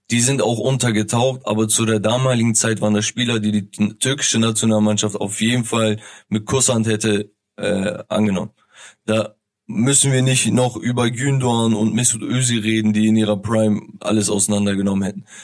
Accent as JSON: {"language": "German", "country": "Turkey", "said": "Also ähm, viel, viele, die, die mich kennen, wissen, okay, ich bin Türke."}